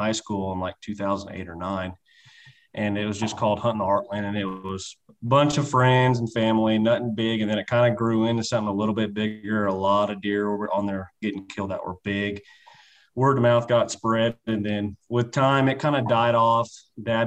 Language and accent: English; Central Kansas, United States; I'm from Central Kansas, born and raised here